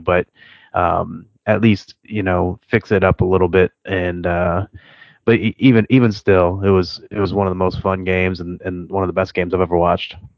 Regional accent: Cleveland, Ohio, United States; I'm from Cleveland area

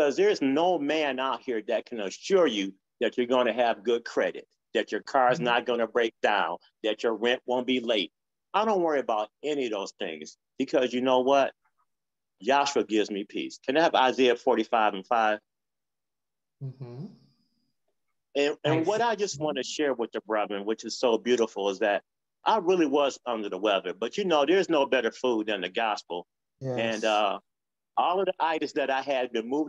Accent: Detroit, Michigan, United States; I grew up in Detroit

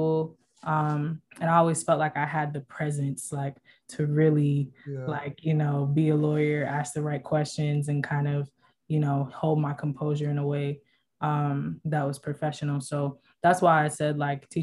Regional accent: South Florida, United States; moved away as an adult; now in California, United States; I'm from Florida, born and raised by Jamaican parents. I came out here to California as a student athlete.

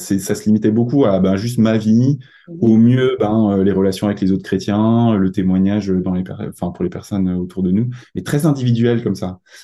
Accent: Mulhouse, Grand Est, France; je viens d'Alsace, plus, plus exactement euh, de Mulhouse

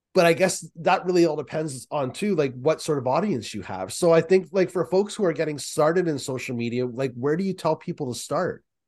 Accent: Markham, Ontario, Canada; also born or lived in Peterborough, Ontario; I'm from Markham and Peterborough, and my parents live in Peterborough now.

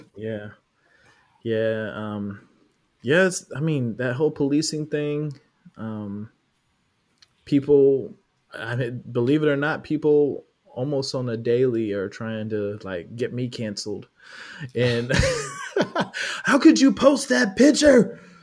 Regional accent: California, United States; now in Georgia, United States; I'm from California

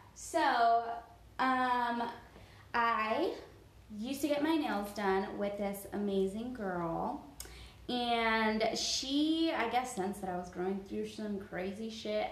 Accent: Miami, Florida, United States; moved away as an adult; now in Georgia, United States; I was born and raised in Miami

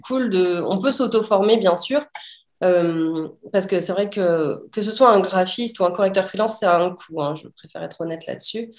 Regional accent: southern France, France; moved away as an adult; je suis revenue dans le sud de la France dans ma région natale, enfin de là où j'ai grandi

